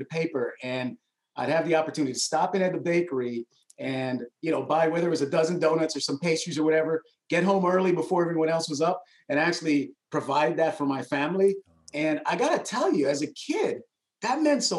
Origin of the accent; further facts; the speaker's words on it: Hartford, Connecticut, United States; also born or lived in New York; I grew up in New York and Connecticut